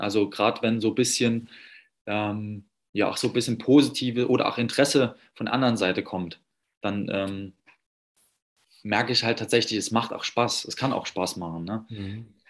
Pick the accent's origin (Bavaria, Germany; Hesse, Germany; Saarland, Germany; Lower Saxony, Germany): Saarland, Germany; now in Berlin, Germany; wohne jetzt in Berlin, komme aber ursprünglich aus dem Saarland